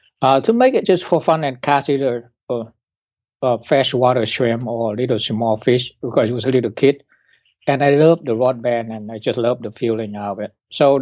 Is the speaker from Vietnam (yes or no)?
yes; Hanoi, Vietnam; born there; I was born in Hanoi, and there was air raid from the U.S. bombing in North Vietnam at the time. So I moved to the countryside to live with my grandmom